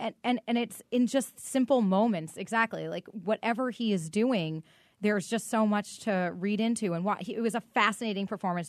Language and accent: English; Boston, Massachusetts, United States; I grew up in Boston